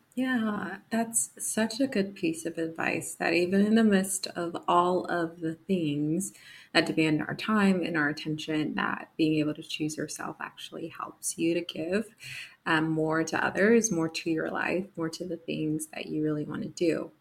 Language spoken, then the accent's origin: English; New Jersey, United States; I'm a fellow um, East Coaster from Jersey